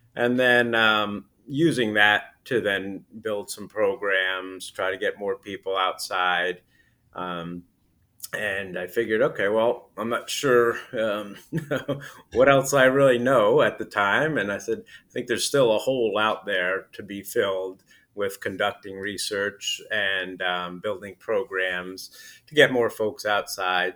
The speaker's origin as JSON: {"language": "English", "area": "Putnam County", "region": "New York", "country": "United States", "tie": "born or raised there", "said": "I, I grew up in, uh, Putnam County, New York, which is about forty miles north of, uh, New York City"}